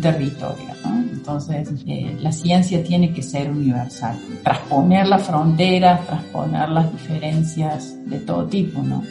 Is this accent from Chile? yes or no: no; Argentina; moved away as an adult; also born or lived in Germany; now in Weimar, Germany; Mis raíces están en Argentina y mis alas en Alemania.